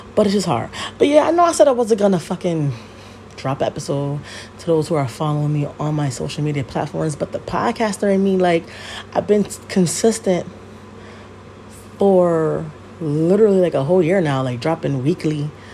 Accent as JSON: {"language": "English", "region": "Connecticut", "country": "United States", "tie": "born or raised there", "said": "I live in Connecticut. Obviously, I'm from Connecticut, um, born and raised."}